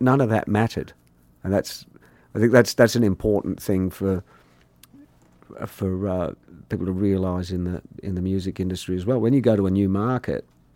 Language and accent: English; Australia; also born or lived in England; I'm from Australia.